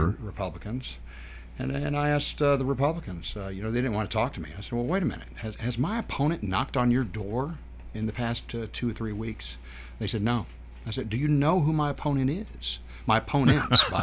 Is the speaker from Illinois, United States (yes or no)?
no; Nashville, Tennessee, United States; also born or lived in Murfreesboro, Tennessee; Originally born and raised in Nashville